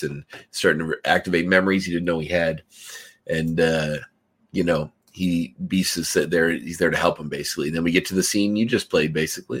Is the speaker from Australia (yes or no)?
no; Canada; as a Canadian